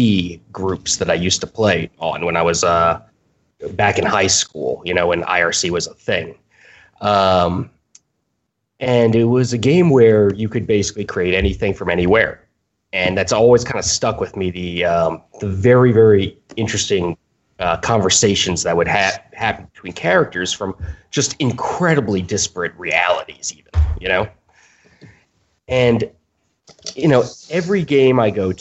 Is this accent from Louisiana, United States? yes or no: yes; New Orleans, Louisiana, United States; moved away as an adult; now in Boston, United States; I was born and raised in New Orleans